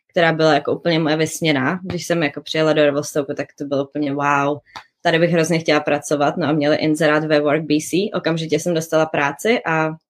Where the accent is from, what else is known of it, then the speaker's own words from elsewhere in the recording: Liberec, Liberec Region, Czechia; Já jsem z Liberce.